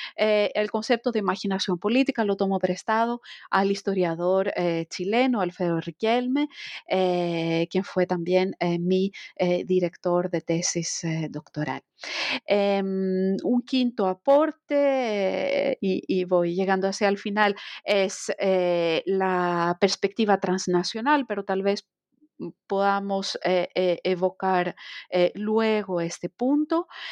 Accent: Greece; moved away as an adult; also born or lived in France; empecé mis estudios de historia en Grecia, soy griega de nacionalidad

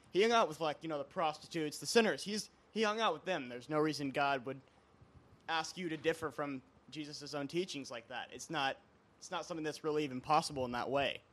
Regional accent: Hillsboro, Oregon, United States; I'm from Hillsboro, Oregon

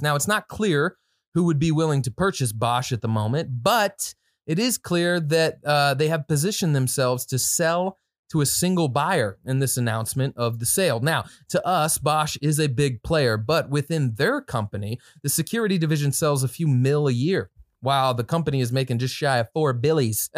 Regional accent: Midwest, United States; you can tell I'm from the Midwest.

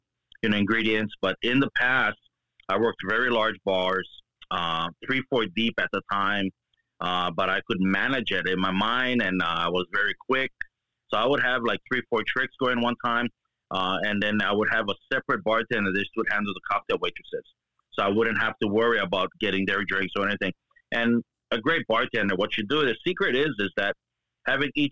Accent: Hawaii, United States; I'm born and raised in Hawaii. Been here pretty much all my life

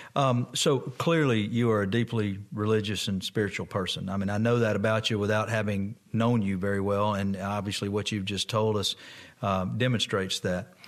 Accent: Moss Point, Mississippi, United States; also born or lived in Hancock County, Mississippi; I went to kindergarten at the First Baptist Church in Moss Point

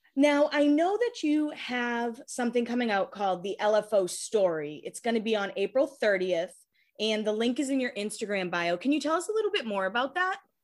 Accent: Hanover, Massachusetts, United States; I'm from Massachusetts. I actually grew up a few towns over from Rich

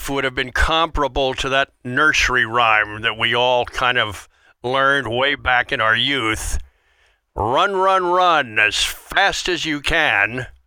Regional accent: Wilmington, Delaware, United States; moved away as an adult; also born or lived in Philadelphia / Spartanburg, South Carolina / Chicago / Atlanta; I grew up in Wilmington, Delaware, right just south of Philly. So that area was home for me

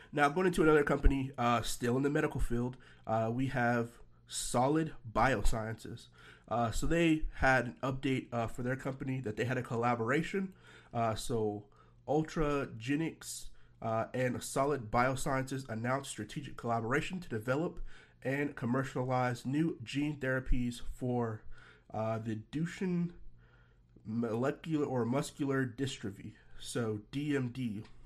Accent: Nashville, Tennessee, United States; moved away; my hometown, uh, Nashville, Tennessee

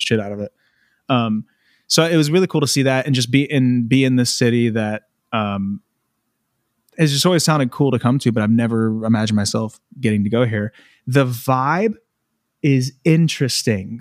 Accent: United States; moved away; I'm American

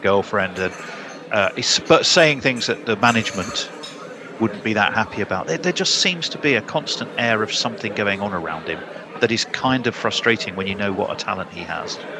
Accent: England, United Kingdom; we're English

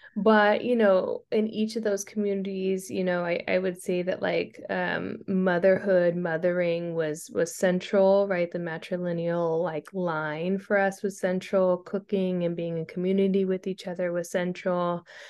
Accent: Stockton, California, United States; moved away as an adult; also born or lived in Princeton / Long Beach / Philadelphia; I'm from Stockton, California.

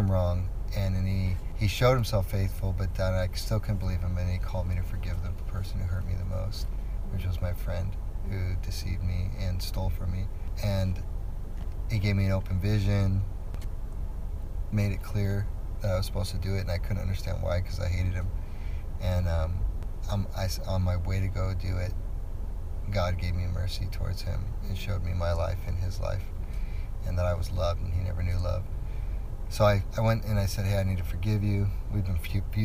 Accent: Southern California, United States; also born or lived in Denver, Colorado; now in Washougal, United States; I was born in Denver, Colorado, but as young as I can remember, I was raised in Southern California

